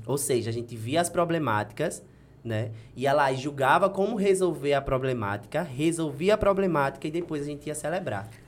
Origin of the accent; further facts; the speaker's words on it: Delmiro Gouveia, Alagoas, Brazil; also born or lived in Paulo Afonso, Bahia; eu sou filho de Delmiro Gouveia. Né? Eu nasci em Paulo Afonso, que é aqui pertinho, mas me criei a vida toda